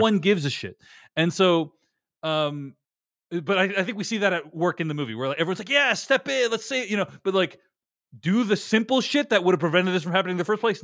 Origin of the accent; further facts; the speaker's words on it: United States; as an American